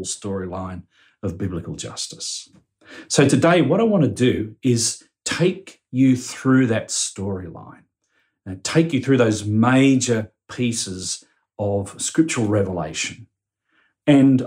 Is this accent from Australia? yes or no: yes; Australia; as Australian Christians